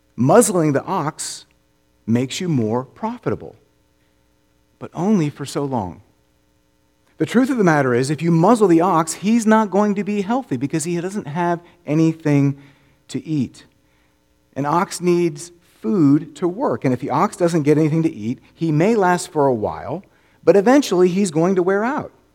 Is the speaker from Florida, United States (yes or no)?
yes; Orlando, Florida, United States; now in Memphis, United States; I grew up in Orlando